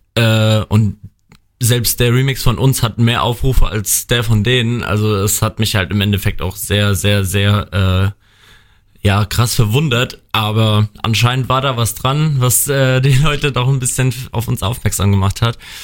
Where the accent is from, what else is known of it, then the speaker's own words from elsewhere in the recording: Bad Kreuznach, Rhineland-Palatinate, Germany; ich komme gebürtig hier aus Bad Kreuznach, wohne in Bad Kreuznach